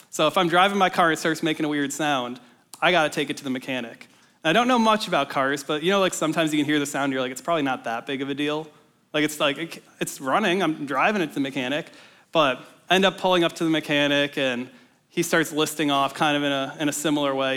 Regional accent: Minnesota, United States; moved away as an adult; now in Ames, United States; I'm from Minnesota originally, so I came down to Iowa State for college a few years ago

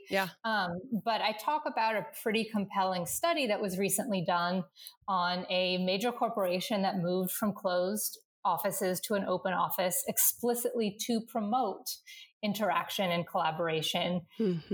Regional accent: Northern Virginia, United States; the house I grew up in in Northern Virginia

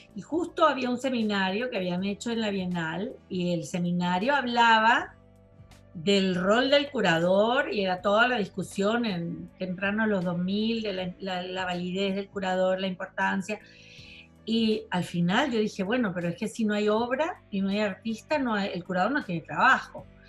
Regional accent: Venezuela; moved away; Me fui antes, pero mm, sí es verdad que no pude volver. O sea, yo me fui en el noventa y dos

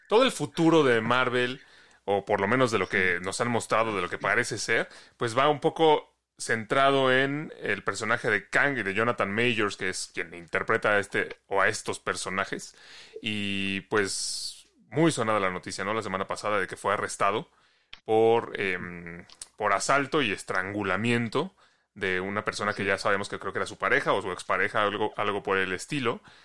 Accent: Mexico; cómo somos los mexicanos

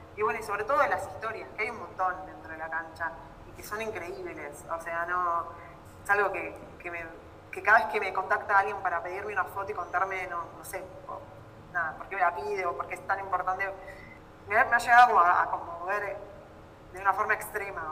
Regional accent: Argentina

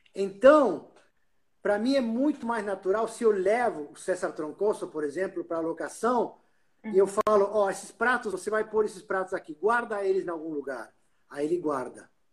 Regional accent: Uruguay; now in Brazil; eu como uruguaio morando no Brasil, eu sempre ia de férias para o Uruguai

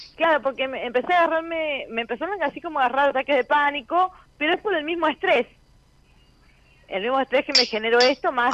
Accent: Villa Mercedes, San Luis, Argentina; Soy de Villa Mercedes, San Luis.

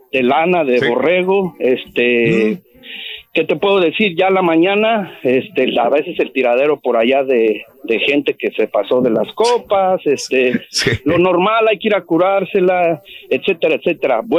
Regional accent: Guanajuato, Mexico; porque hoy es, 15 de mayo y yo soy de Guanajuato.

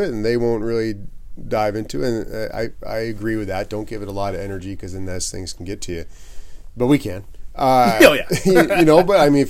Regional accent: Snohomish, Washington, United States; I'm from Snohomish.

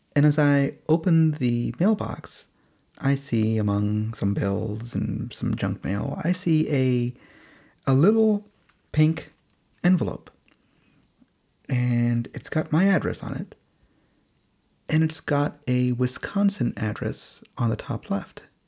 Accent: India; moved away; both of us are from India. We're both Indian origin immigrants

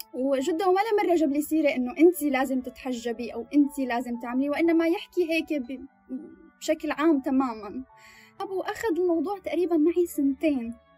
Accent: Damascus, Damascus Governorate, Syria; moved away as an adult; now in Sweden; 25 سنة آه من سوريا من الشام متزوجة

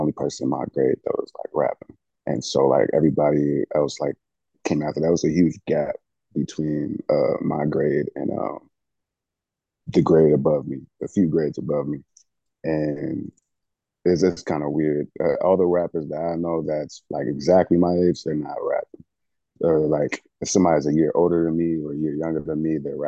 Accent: Midwest, United States; also born or lived in New Orleans, Louisiana; now in Kansas City, United States; I was born in New Orleans, grew up in the Midwest

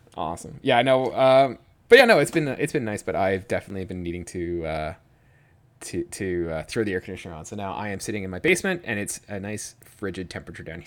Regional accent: Georgian Bay, Ontario, Canada; moved away; I'm from Georgian Bay

